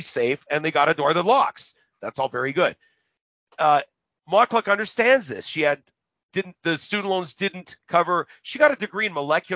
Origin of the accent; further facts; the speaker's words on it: Winnipeg, Manitoba, Canada; I came from the North End